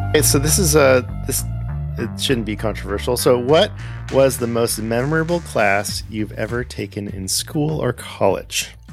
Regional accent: Southern California, United States; moved away as an adult; also born or lived in Pasadena; now in Atlanta, United States; I grew up in Southern California.

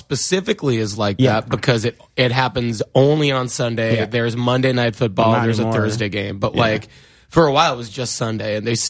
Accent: New York, United States; born or raised there

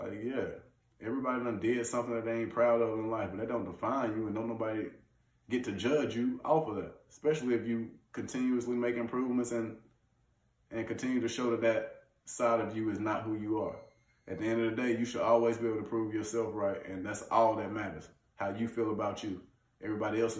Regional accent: Leeds, Alabama, United States; moved away as an adult; also born or lived in Birmingham, Alabama / Nebraska; now in Ottawa, Canada; Small town Leeds, Alabama, if you want to be politically correct, where in football I excelled. I was an All-American coming out of high school

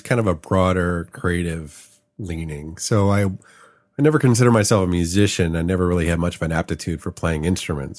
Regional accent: Chicago, Illinois, United States; moved away as an adult; also born or lived in San Francisco; now in Los Angeles, United States; moved to Chicago when I was five. So I grew up in Chicago. I lived there for thirty-three years.

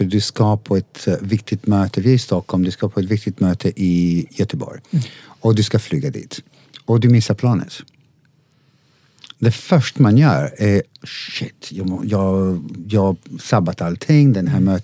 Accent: Italy; Swedish is a second language; Och jag är italienare, du vet, och eh

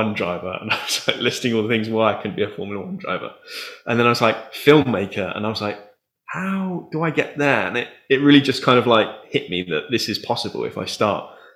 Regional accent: Taunton, South West England, United Kingdom; I'd moved back to my hometown, Taunton

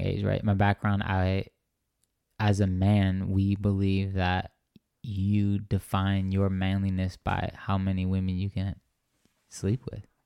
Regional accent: Racine, Wisconsin, United States; moved away as an adult; now in Phoenix, United States; my hometown Racine

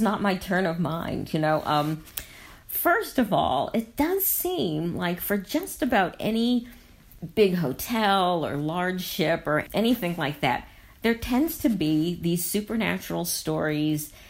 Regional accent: United States; as an American

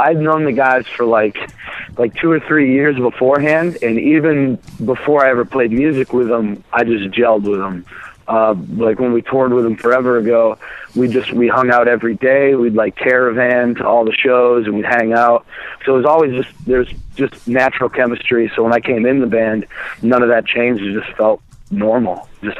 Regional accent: Maine, United States; now in Burlington, United States; I'm in Burlington, Vermont.

